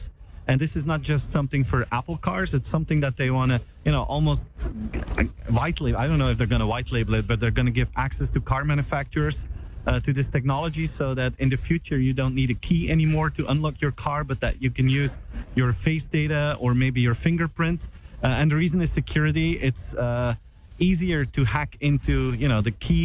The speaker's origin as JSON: {"language": "English", "country": "Belgium", "said": "I'm from Belgium"}